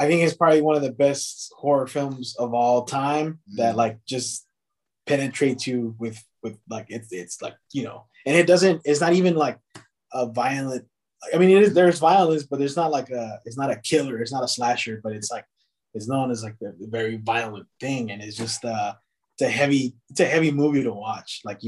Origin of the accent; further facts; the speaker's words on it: Richmond, California, United States; I'm located here in the Bay Area, California, so like 20, 30 minutes away from San Francisco. I grew up in Richmond, which is one of those cool new things happening in the city.